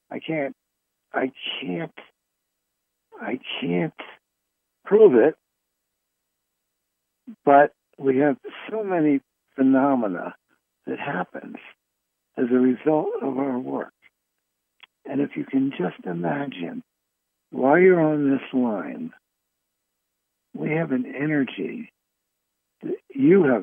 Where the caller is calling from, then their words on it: Fairfield, California, United States; I'm calling from Fairfield, California.